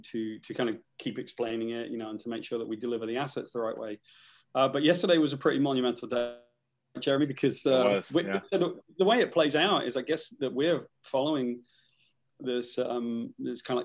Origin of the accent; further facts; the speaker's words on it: United Kingdom; I'm from Great Britain